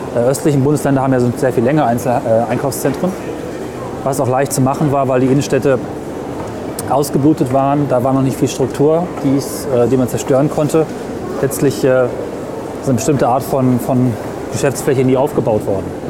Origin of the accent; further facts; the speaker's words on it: near Hameln, Lower Saxony, Germany; ich komme aus der Gegend von Hameln, bei Hameln